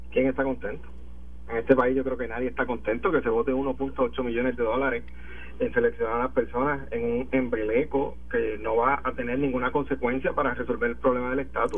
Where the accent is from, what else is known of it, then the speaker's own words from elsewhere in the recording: Puerto Rico; como puertorriqueño